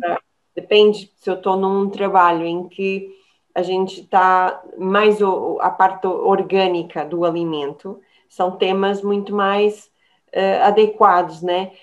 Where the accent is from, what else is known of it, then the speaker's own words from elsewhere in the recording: São Paulo, Brazil; now in Portugal; eu venho de São Paulo, é uma, uma terra muito do churrasco